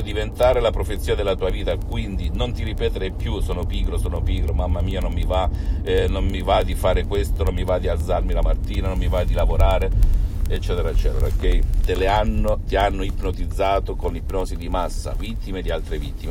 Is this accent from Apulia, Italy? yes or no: yes; Salento, Apulia, Italy; io sono italiano, sono salentino